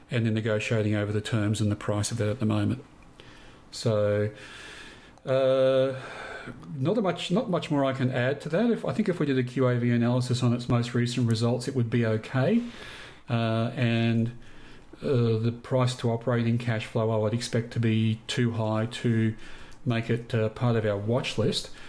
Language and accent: English; Queensland, Australia; grew up in Queensland.